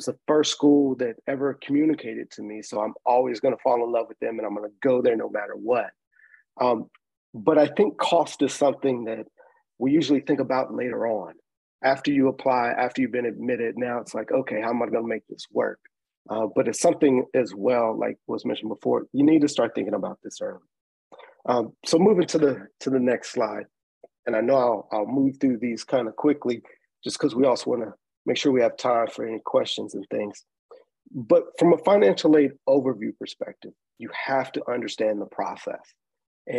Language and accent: English; Nashville, Tennessee, United States; I'm originally from Nashville, Tennessee. I grew up in the public school system.